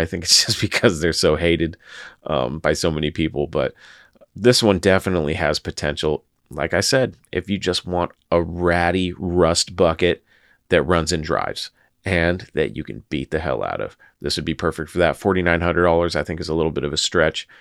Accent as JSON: {"language": "English", "region": "Washington", "country": "United States", "tie": "born or raised there", "said": "my home state of Washington"}